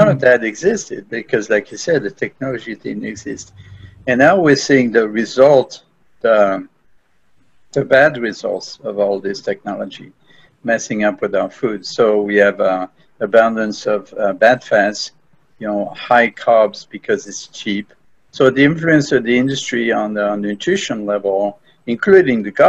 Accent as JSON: {"language": "English", "country": "France", "tie": "born or raised there", "moved": "yes", "lives_now": "United States", "said": "I was raised in France"}